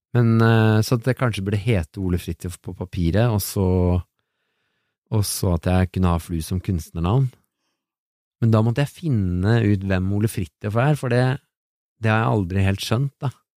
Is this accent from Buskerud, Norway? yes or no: no; Oslo, Norway; also born or lived in Biri; Vi flytta til Oslo fra Biri.